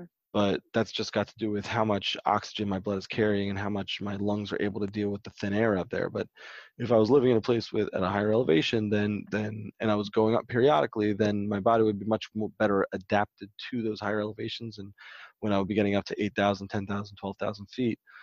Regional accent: Baltimore, Maryland, United States; I grew up in Baltimore, Maryland

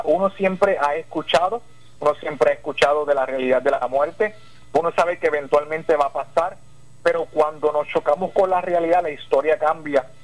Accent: southwest Puerto Rico, Puerto Rico; soy del solidario del suroeste

